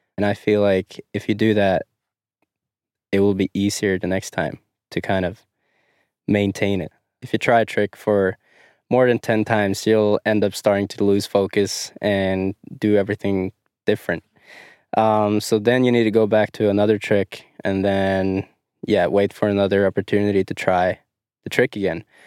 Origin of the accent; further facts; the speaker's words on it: Dombås, Innlandet, Norway; I am from Dumbos, Norway.